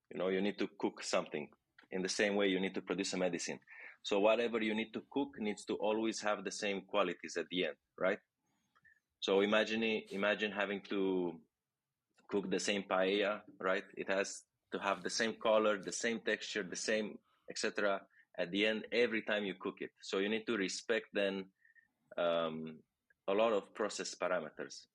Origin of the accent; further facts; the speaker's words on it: Romania; moved away as an adult; now in Barcelona, Spain; I'm from Romania.